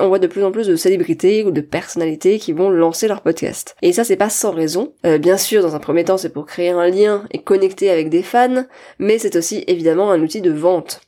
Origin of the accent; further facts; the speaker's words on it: France; accent: French; avec mon super accent français